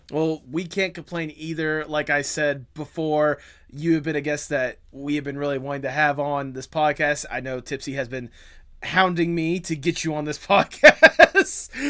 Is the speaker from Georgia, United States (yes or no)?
yes; Georgia, United States; I'm actually from Georgia. That's where I currently am right now.